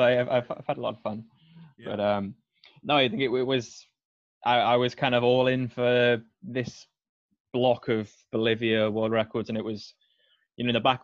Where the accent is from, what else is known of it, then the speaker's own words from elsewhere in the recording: Scotland, United Kingdom; I am Scottish, despite my accent.